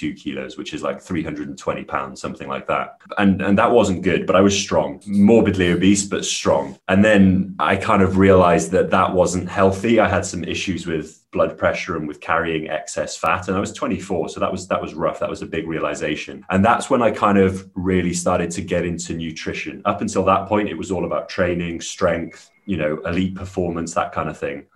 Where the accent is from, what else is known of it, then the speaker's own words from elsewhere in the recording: Wales, United Kingdom; I grew up in Wales in the UK